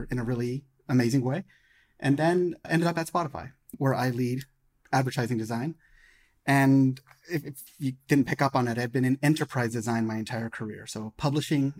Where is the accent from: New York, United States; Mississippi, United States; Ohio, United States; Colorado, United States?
Colorado, United States; Denver; now in Silicon Valley, United States; I'm an American born and raised in Denver, Colorado, but live in Silicon Valley